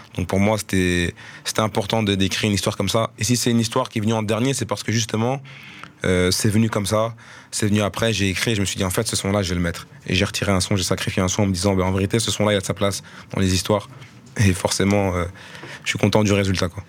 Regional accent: Molenbeek-Saint-Jean, Brussels-Capital Region, Belgium; je bossais sur Molenbeek, et j'ai grandi à Molenbeek

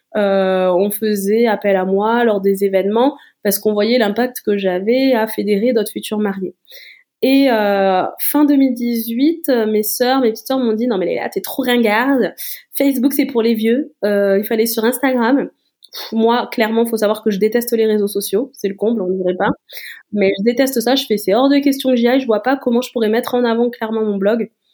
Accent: Toulouse, Occitania, France; je suis toulousaine

